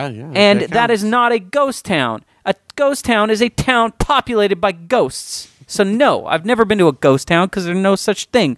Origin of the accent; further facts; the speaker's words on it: San Diego, California, United States; growing up in San Diego